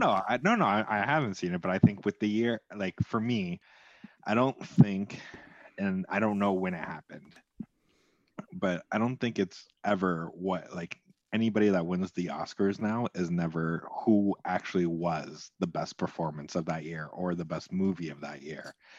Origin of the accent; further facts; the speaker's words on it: Canada; being Canadian